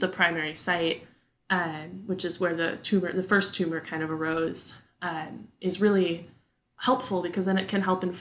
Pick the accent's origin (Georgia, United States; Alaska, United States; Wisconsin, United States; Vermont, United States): Wisconsin, United States; moved away as an adult; also born or lived in Madison, Wisconsin; now in Texas, United States; my hometown folk in the great state of Wisconsin